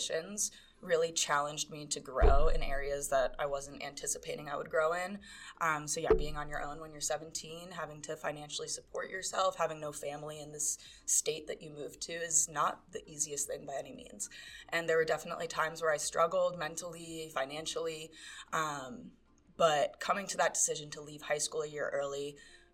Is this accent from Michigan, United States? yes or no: no; New York City, New York, United States; moved away as an adult; now in Denver, United States; I am originally from New York City